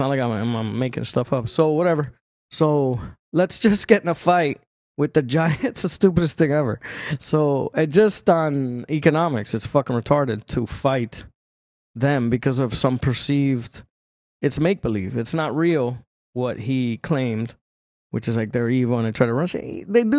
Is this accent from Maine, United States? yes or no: no; Chicago, Illinois, United States; Yeah, I was born in Chicago.